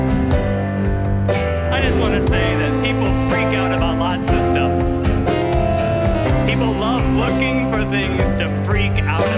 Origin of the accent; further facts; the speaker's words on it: Rochester, New York, United States; my hometown of Rochester, New York